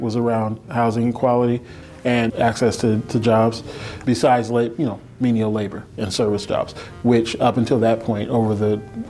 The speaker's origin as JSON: {"language": "English", "town": "Seattle", "region": "Washington", "country": "United States", "tie": "born or raised there", "said": "I was born in Seattle, Washington, University Hospital."}